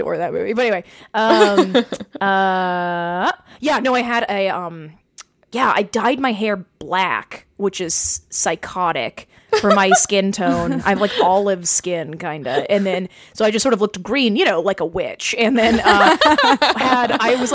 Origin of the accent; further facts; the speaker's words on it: Nashville, Tennessee, United States; I'm from Nashville